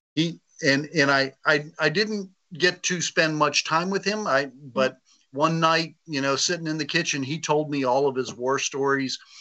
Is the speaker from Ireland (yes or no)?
no; the South, United States; I grew up in the in the South